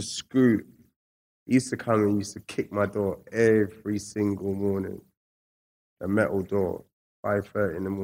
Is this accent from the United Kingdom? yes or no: yes; England, United Kingdom; also born or lived in Scotland; nobody knew that I was actually from England